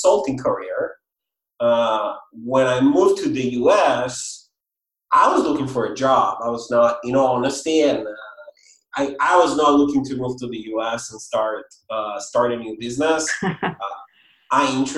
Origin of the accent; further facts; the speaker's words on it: Israel; moved away; I'm originally from Israel, if anyone is wondering about the accent and the name.